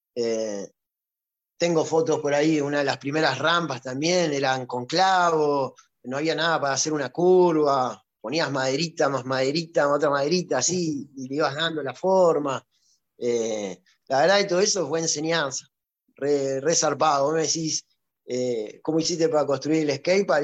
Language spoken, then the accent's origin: Spanish; Ciudad Evita, Buenos Aires Province, Argentina; en Ciudad Vita, el lugar donde yo nací